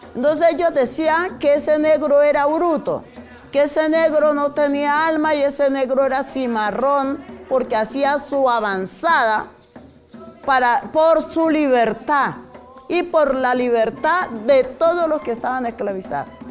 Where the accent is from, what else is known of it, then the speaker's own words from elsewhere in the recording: Cali, Valle del Cauca, Colombia; moved away as an adult; also born or lived in Suárez, Cauca; now in Bogotá, Colombia; nací en Suárez, Cauca, eh, me crié en Cali